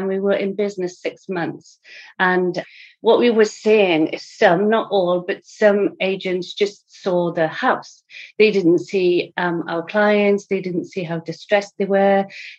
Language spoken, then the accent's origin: English; England, United Kingdom; moved away as an adult; I was just coming from England. My husband got relocated over here. And in my previous life, I was a Macmillan nurse in England for 20 years.